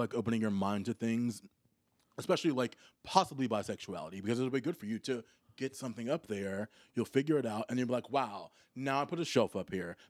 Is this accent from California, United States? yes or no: no; Tennessee, United States; born there; also born or lived in Milwaukee / Chicago / Australia; I was born in Tennessee, actually.